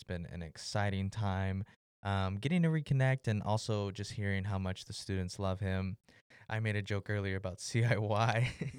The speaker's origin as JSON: {"language": "English", "town": "Denton", "region": "Texas", "country": "United States", "said": "You and I come from Denton"}